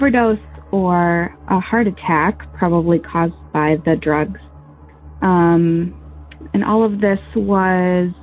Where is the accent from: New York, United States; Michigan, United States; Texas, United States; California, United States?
Michigan, United States; We're from Michigan.